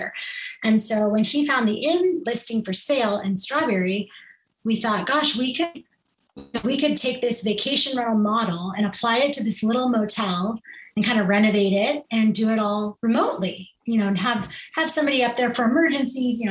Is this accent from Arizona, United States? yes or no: yes; Scottsdale, Arizona, United States; also born or lived in Los Angeles area, California; I did go to kindergarten in Scottsdale, Arizona